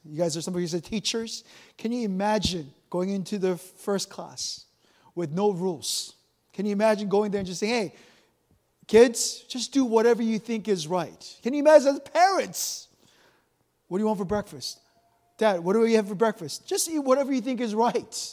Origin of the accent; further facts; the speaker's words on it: South Korea; moved away; I remember growing up in Korea